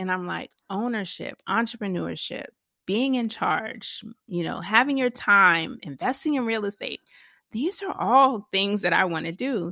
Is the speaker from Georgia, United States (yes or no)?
yes; Savannah, Georgia, United States; I was born in Savannah, Georgia